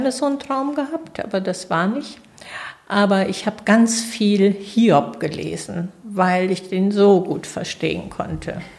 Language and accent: German; Sechshelden, Hesse, Germany; Ja, ich komme aus Sechshelden. Also